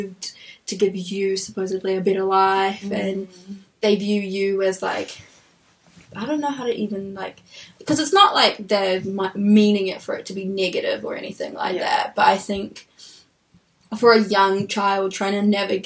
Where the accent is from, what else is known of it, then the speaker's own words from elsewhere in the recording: Auckland, New Zealand; also born or lived in Ethiopia / North Shore, Auckland; I was born in Ethiopia, moved to New Zealand when I was 5, grew up here, went to school here